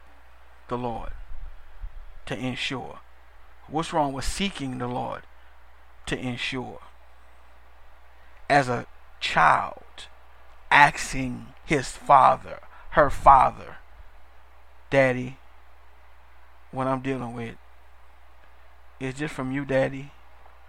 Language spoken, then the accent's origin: English; New Orleans, Louisiana, United States; I'm from New Orleans, Louisiana, and our culture is a little different